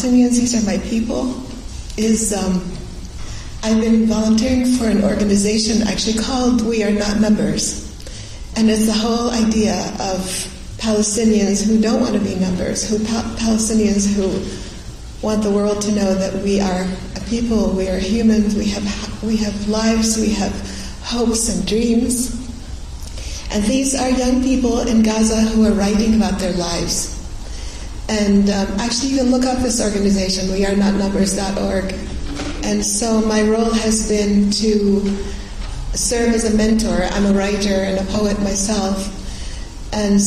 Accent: Beirut, Beirut Governorate, Lebanon; moved away; also born or lived in Syria; I was actually born in Syria. Then when I was a baby, we moved to Lebanon, to Beirut, and I had my childhood

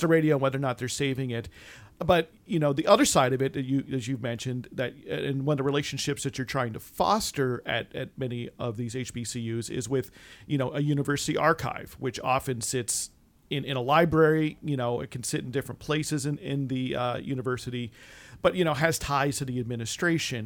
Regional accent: East Coast, United States; growing up on the East Coast

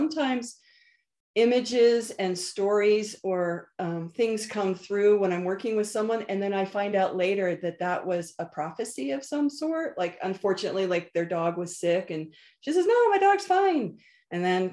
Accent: Northern Virginia, United States; moved away; I was from Northern Virginia, the East Coast

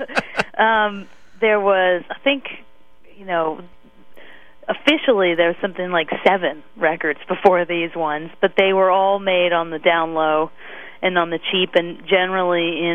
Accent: Wilmington, Delaware, United States; also born or lived in Chadds Ford, Pennsylvania; now in Canada; I grew up in Wilmington, Delaware / Chads Ford, Pennsylvania.

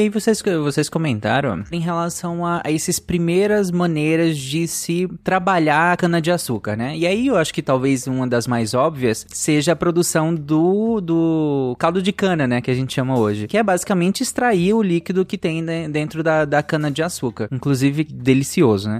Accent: Pará, Brazil; Eu cresci no Pará, então eu, eu entrei em contato com muita mitologia indígena

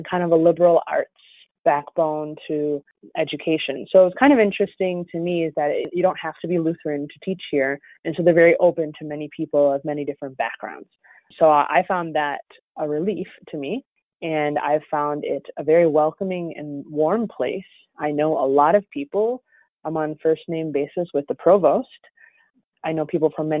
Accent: Chicago, Illinois, United States; moved away as an adult; also born or lived in New York / Northwest Indiana; now in Valparaiso, United States; I'm actually from Chicago.

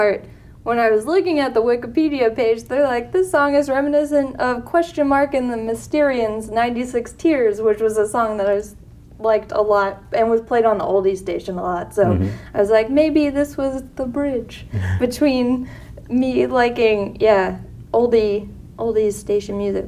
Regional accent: East Coast, United States; growing up on the East Coast

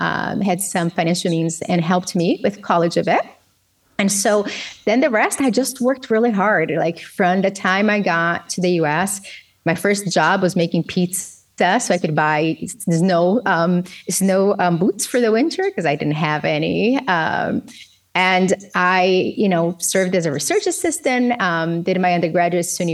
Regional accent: Governador Valadares, Minas Gerais, Brazil; English is a second language; moved away as an adult; also born or lived in Belo Horizonte / North Tonawanda, New York; now in United States; So I moved from Governador Valadares to Belo Horizonte

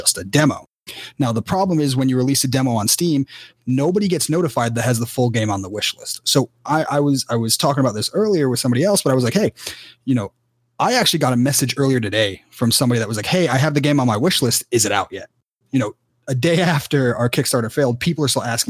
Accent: Cary, North Carolina, United States; moved away; I'm from Cary initially

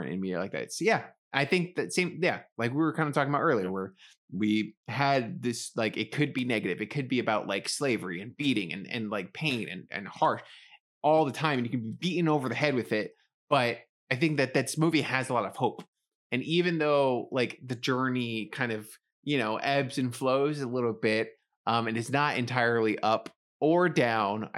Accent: New York City, New York, United States; growing up in the Bronx and around a lot of Black families

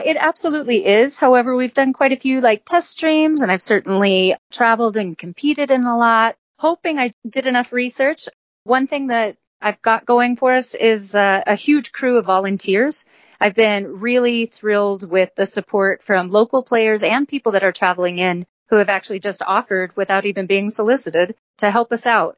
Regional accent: Colorado, United States; I grew up in Colorado

